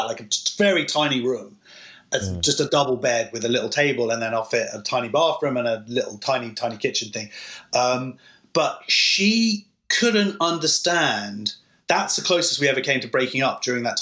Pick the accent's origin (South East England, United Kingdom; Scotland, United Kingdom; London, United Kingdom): London, United Kingdom; I'm from London